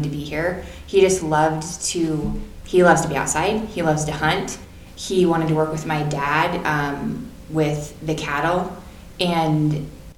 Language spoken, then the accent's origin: English; Ord, Nebraska, United States; I was born and raised in Ord